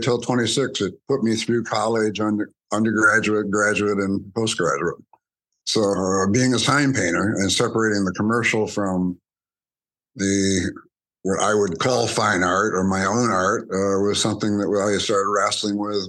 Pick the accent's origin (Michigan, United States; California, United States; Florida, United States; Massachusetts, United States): Michigan, United States; Grand Blanc; also born or lived in Byron, Michigan; I was raised in Grand Blanc, Michigan, on my mother's family farm